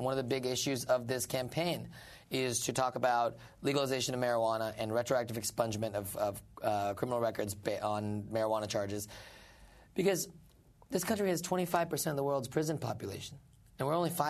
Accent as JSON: {"language": "English", "region": "Indiana", "country": "United States", "tie": "born or raised there", "also_born_or_lived": "Mississippi", "moved": "as an adult", "lives_now": "New York City, United States"}